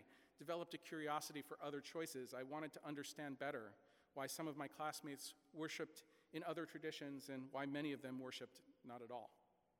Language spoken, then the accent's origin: English; small town New York, United States; Growing up in small town New York in the 1970s and 1980s, church was something almost everyone I knew did. My extended family consisted mainly of third or fourth generation Italian and Irish immigrants with strong Roman Catholic traditions all around.